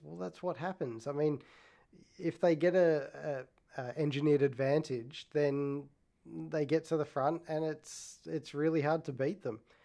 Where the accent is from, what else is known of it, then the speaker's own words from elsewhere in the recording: Australia; I'm Australian